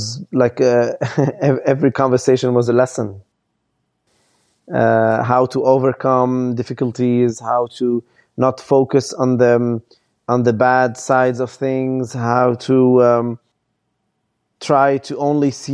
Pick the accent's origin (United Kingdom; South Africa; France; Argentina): France; also born or lived in Lebanon; I lived all my life in France